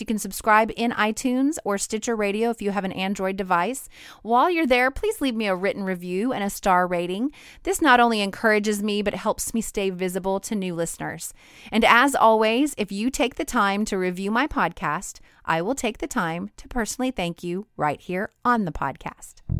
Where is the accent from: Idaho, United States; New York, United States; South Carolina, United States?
Idaho, United States; moved away as an adult; now in Louisiana, United States; I'm from Idaho.